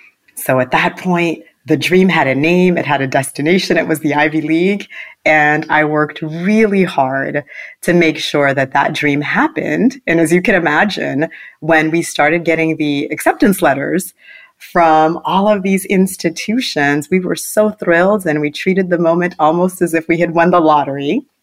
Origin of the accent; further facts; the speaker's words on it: Port-au-Prince, Ouest, Haiti; My story actually begins in Port-au-Prince, Haiti, where I was born. I was born in Port-au-Prince, Haiti.